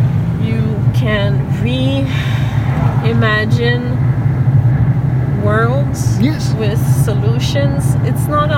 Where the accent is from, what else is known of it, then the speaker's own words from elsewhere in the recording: Cap-Rouge, Quebec, Canada; also born or lived in Ontario, Canada; now in Northern Ontario, Canada; But I grew up In Cap Rouge, Quebec.